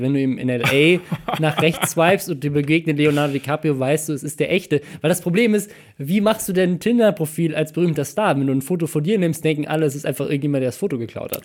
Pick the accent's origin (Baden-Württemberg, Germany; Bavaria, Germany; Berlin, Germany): Bavaria, Germany; Starnberg; da wo ich herkomme, in Starnberg